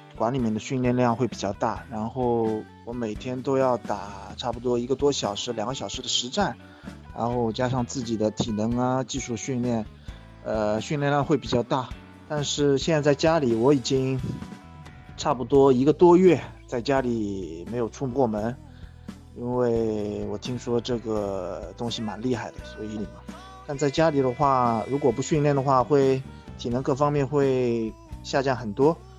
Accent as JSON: {"language": "Chinese", "region": "Shanghai", "country": "China", "said": "我来自上海，我是一名巴西柔术黑带。呃，我现在是一名全职的巴西柔术教练，在上海经营着自己的柔术训练馆"}